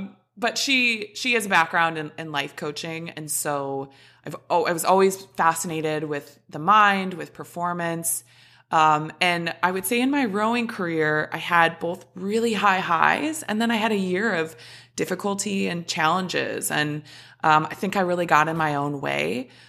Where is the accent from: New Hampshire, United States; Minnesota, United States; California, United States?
Minnesota, United States; So I was born in Minnesota, grew up, was, played all the sports under the sun